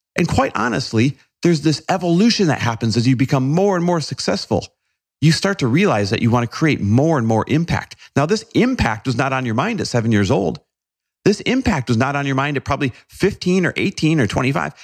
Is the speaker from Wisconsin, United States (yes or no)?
yes; Green Bay, Wisconsin, United States; there weren't much for exotic cars around Green Bay, Wisconsin, where I grew up